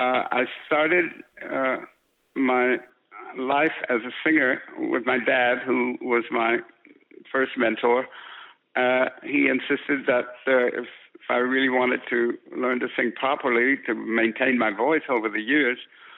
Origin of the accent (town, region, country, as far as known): San Francisco, California, United States; born or raised there